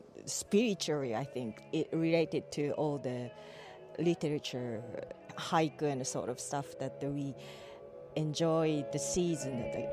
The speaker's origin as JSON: {"language": "English", "country": "Japan", "moved": "yes", "lives_now": "Ireland", "said": "I'm from Japan."}